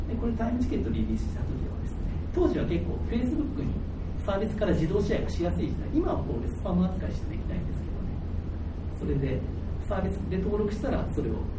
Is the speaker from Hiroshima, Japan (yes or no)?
yes; Hiroshima, Japan; 1978年生まれで、広島で生まれて、高校まではずっと文系だったんで